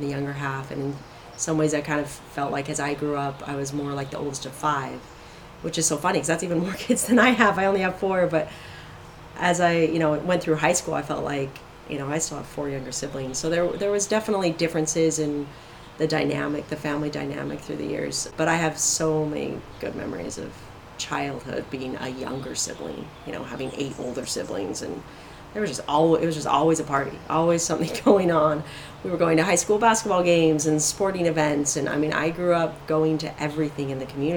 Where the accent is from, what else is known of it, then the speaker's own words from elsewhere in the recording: Salt Lake City, Utah, United States; moved away as an adult; now in California, United States; I grew up in Salt Lake. Same house my entire life